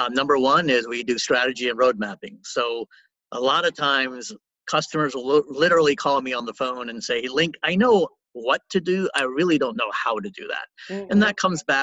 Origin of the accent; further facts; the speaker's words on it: New Orleans, Louisiana, United States; I was born and raised in New Orleans